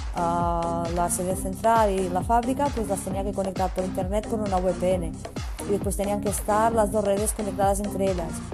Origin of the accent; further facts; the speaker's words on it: Olot, Catalonia, Spain; moved away as an adult; now in Barcelona, Spain; mi pueblo que era Olot